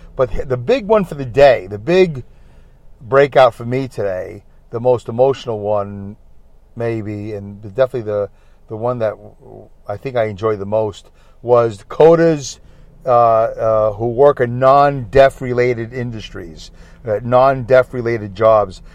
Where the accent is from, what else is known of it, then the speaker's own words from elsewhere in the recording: New York City, New York, United States; ever since I was a little boy growing up in Brooklyn.